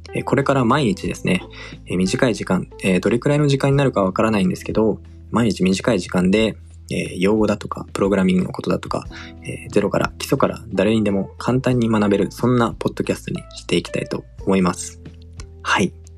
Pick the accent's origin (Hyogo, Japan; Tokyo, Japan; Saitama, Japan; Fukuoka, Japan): Tokyo, Japan; born or raised there; also born or lived in Singapore